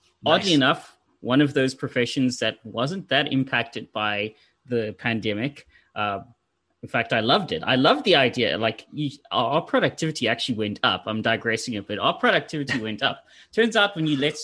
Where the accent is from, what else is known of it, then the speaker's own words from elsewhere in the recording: Pretoria, Gauteng, South Africa; moved away as an adult; now in Florida, United States; I'm from Pretoria